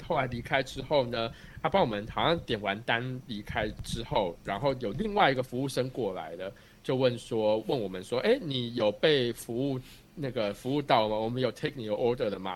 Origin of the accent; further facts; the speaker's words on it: Taiwan; now in United States; 我们台湾人